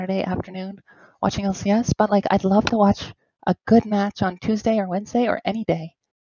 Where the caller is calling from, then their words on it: Toronto, Ontario, Canada; I am from Toronto.